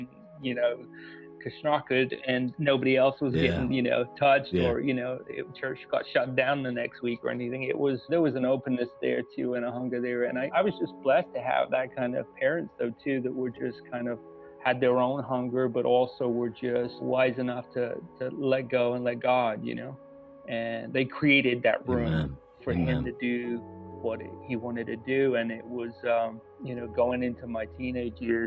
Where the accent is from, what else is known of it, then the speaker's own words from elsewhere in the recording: South East England, United Kingdom; moved away; I grew up in a small town in the southeast of England